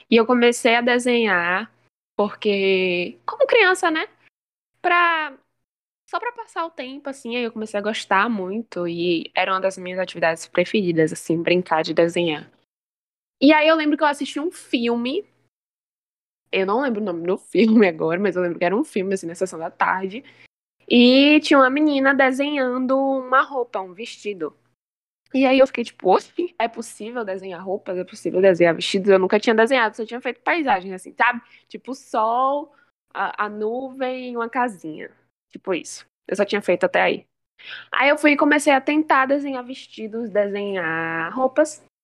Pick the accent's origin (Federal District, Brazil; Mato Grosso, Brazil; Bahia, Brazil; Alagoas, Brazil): Bahia, Brazil; Feira de Santana; eu sou daqui de Feira de Santana. Eu tenho 19 anos, sou uma bebê, novinha ainda.